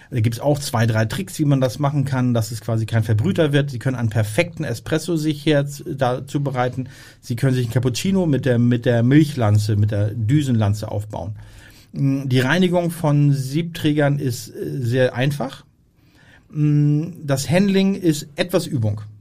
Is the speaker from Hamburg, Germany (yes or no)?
yes; Hamburg, Germany; weil wir als Hamburger äh, haben dort keinen Zugriff.